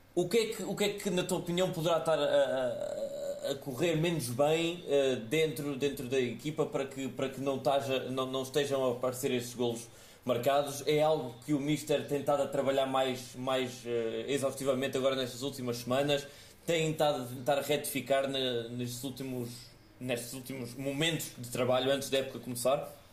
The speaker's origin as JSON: {"language": "Portuguese", "town": "Évora", "region": "Alentejo", "country": "Portugal", "said": "somos aqui da, da, da mesma cidade de Évora"}